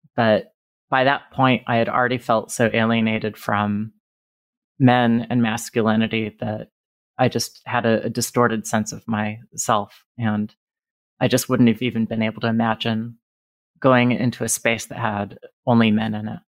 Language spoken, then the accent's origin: English; Reno, Nevada, United States; now in Indiana, United States; I was growing up in Reno, Nevada.